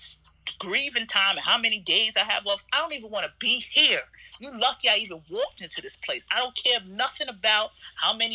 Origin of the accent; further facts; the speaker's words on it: New York City, New York, United States; also born or lived in Texas / Florida / Atlanta / Los Angeles; I grew up in Queens most for majority of my life